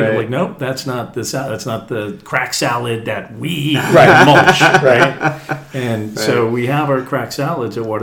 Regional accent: East Coast, United States; moved away; I'm from the East Coast

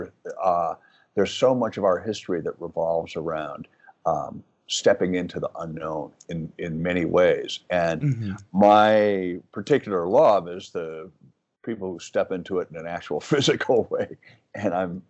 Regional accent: Wisconsin, United States; I grew up in Wisconsin

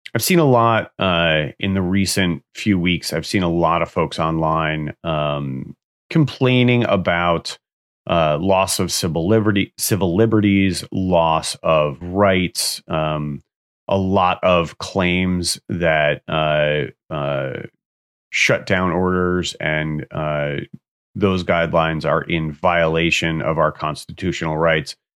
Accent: Pleasantville, New York, United States; the town that I grew up in in Westchester, Pleasantville

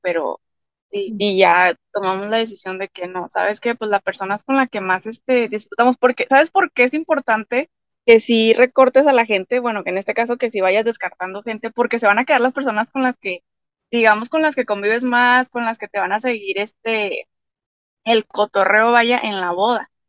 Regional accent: Torreón, Coahuila, Mexico; Soy de Torreón, Coahuila, México

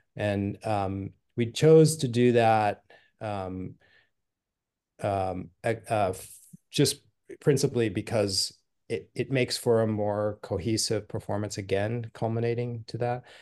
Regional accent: Los Angeles, California, United States; now in San Francisco Bay Area, United States; I grew up in L

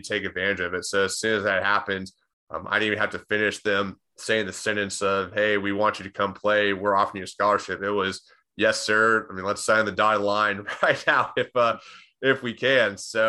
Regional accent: Austin, Texas, United States; I'm born and raised in Austin, Texas. Lived there for practically my entire life.

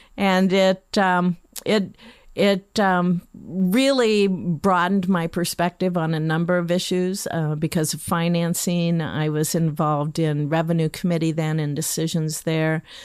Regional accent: Lincoln, Nebraska, United States; I was born and raised in Lincoln.

